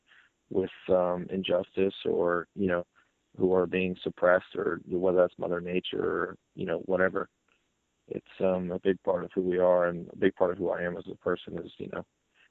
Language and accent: English; New Jersey, United States; we all might not be from the Jersey Shore, but, like, we're all from New Jersey, and, like, this is where we grew up